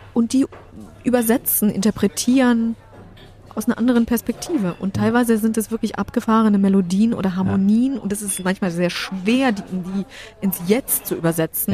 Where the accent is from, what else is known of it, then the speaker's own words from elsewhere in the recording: Germany; German is a second language; also born or lived in Poland; musste ich die deutsche Sprache erlernen mit neun